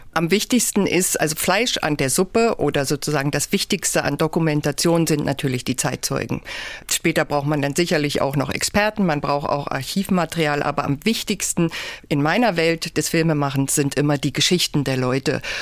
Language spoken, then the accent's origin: German; Haldensleben, Saxony-Anhalt, Germany; also born or lived in Magdeburg; ich bin Jahrgang 67 und in Haldensleben geboren